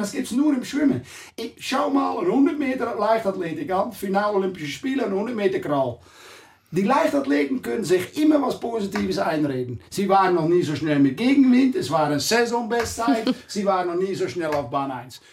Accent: Netherlands; German is a second language; moved away; also born or lived in Curaçao; Ich kam da natürlich als Holländer

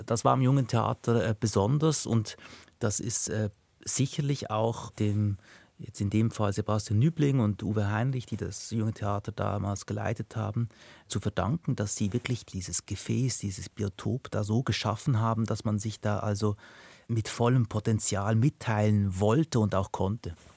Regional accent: Binningen, Basel-Landschaft, Switzerland; also born or lived in Lucerne; ich bin in Luzern geboren und danach in Binningen, Kanton Basel-Land aufgewachsen, bis ich zwölf

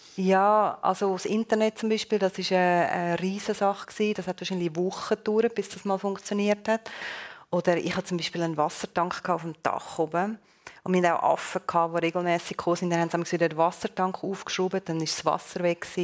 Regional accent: Switzerland

